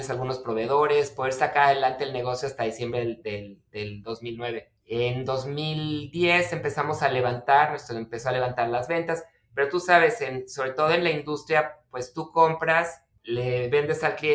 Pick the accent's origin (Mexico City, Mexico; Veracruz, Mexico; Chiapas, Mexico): Mexico City, Mexico; born there; now in Tijuana, Mexico; yo empecé el, negocio en 1994 cuando me vine a vivir acá de la Ciudad de México. Espero que no me lo tomen a mal, soy chilango de nacimiento